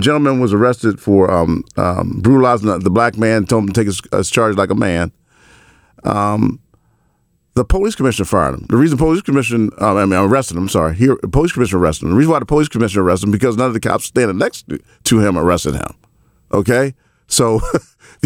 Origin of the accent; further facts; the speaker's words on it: Baltimore, Maryland, United States; I grew up in the projects. I grew up in the Murphy homes